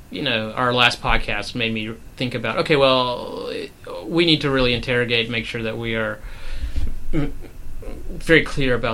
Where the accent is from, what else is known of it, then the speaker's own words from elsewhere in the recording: Durham, North Carolina, United States; I'm from Durham, North Carolina